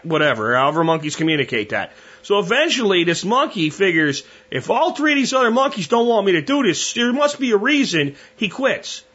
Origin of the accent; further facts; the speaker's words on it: Pennsylvania, United States; growing up in Pennsylvania